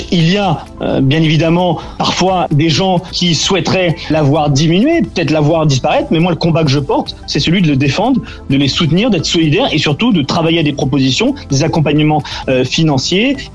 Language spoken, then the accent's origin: French; Côtes-d'Armor, Brittany, France; moi je viens des Côtes d'Armor, qui est un territoire maritime